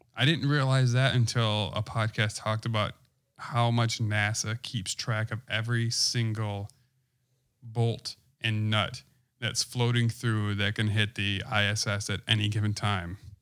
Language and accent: English; Wisconsin, United States; I'm from Wisconsin